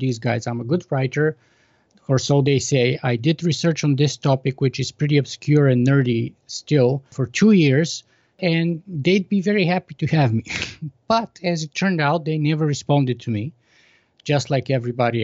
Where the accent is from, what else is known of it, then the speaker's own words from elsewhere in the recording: Plovdiv, Plovdiv Province, Bulgaria; accent: Bulgarian; English is a second language; moved away as an adult; I was born in Bulgaria in 1976 at the sort of height of the Cold War. So I grew up behind the Iron Curtain in communist Bulgaria until I was 14